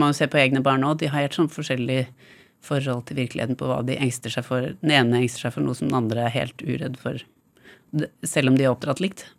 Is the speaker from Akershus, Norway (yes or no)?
yes; Bærum, Akershus, Norway; store deler av oppveksten i Bærum